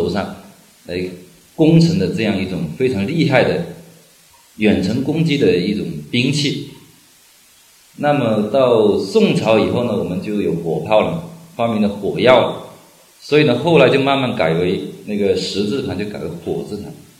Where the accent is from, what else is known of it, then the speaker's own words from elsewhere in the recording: China; 但是我们中国人非常聪明